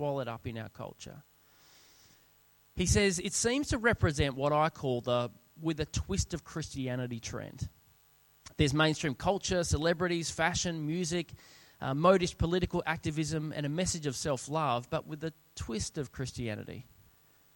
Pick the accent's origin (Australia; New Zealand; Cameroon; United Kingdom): Australia; South Australia; moved away as an adult; also born or lived in Sydney; We were both born and bred in South Australia, and we'd moved over to Sydney